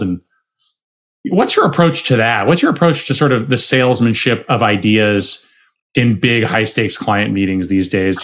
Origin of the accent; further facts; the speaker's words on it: Arizona, United States; I'm from Arizona. I was supposed to take over my dad's bar